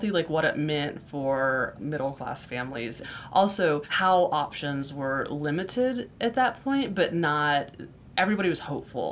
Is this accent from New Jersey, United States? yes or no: no; Florida, United States; moved away; I grew up in Florida, which is very flat